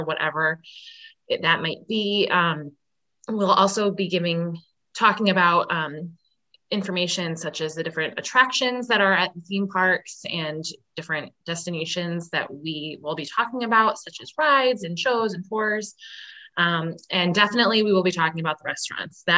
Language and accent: English; Connecticut, United States; I am from Connecticut